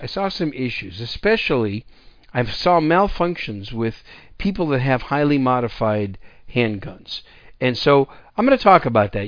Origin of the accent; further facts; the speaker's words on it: Wisconsin, United States; also born or lived in Texas; now in San Antonio, United States; I grew up in Wisconsin. I'm a, I'm a former cheesehead, and that's my home state.